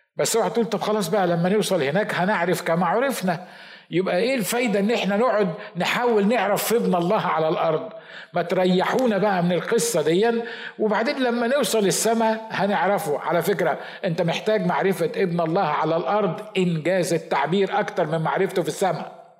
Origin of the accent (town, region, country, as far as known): Egypt